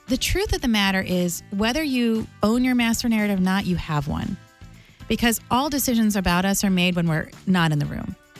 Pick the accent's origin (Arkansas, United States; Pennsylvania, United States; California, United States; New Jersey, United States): New Jersey, United States; I grew up in New Jersey